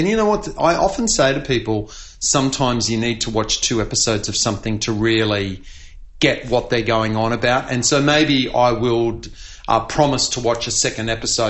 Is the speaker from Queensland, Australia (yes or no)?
yes; Queensland, Australia; as a Queenslander